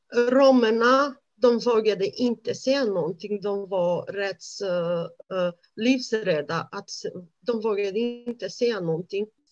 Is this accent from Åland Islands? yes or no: no; Romania; Swedish is a second language; moved away as an adult; now in Sweden; jag är född i Rumänien. Som barn, jag växte upp i en väldigt bra familj